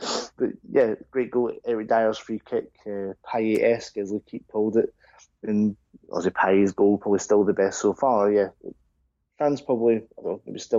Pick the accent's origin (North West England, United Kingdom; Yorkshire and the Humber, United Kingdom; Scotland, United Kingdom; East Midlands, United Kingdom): Scotland, United Kingdom; even as a Scotsman